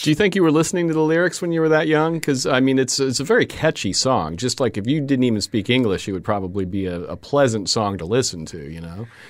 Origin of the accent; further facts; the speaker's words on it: Florida, United States; I grew up in Florida